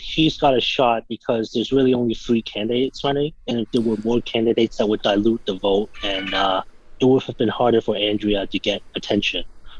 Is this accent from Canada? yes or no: yes; Mississauga, Ontario, Canada; my hometown, Mississauga.